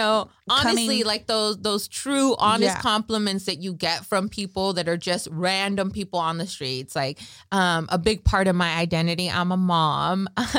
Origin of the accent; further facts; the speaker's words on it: Michoacán, Mexico; Carrilla, we're from Michoacán, like, right?